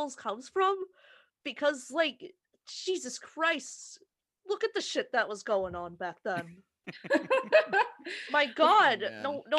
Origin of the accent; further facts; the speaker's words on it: New England, United States; I've pretty much just exclusively lived in Lobster Land all my life